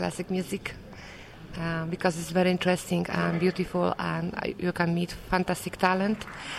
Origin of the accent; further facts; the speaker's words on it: Poznań, Greater Poland, Poland; English is a second language; moved away; I'm a Mieszkanka. I'm from Poznań, from Poland.